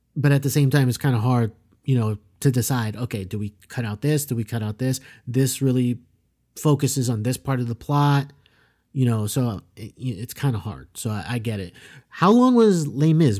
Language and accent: English; South Florida, United States; growing up in South Florida because, yeah, like, we know a bunch of Hispanic people